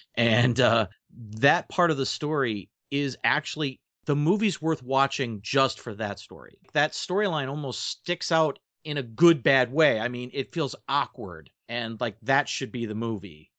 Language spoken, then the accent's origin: English; Alpena, Michigan, United States; where I grew up here in Alpena